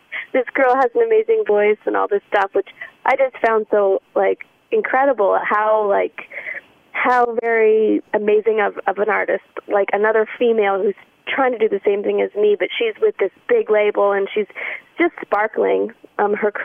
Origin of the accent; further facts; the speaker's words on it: Ottawa, Ontario, Canada; my hometown, Ottawa